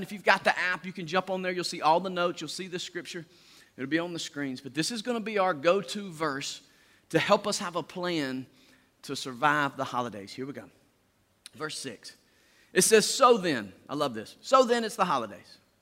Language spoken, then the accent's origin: English; Deep South, United States; we do this in the deep south